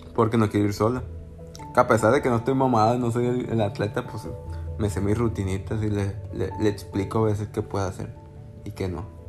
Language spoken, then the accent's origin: Spanish; Culiacán, Sinaloa, Mexico; soy de Culiacán, Sinaloa, si no, si no sabían. México.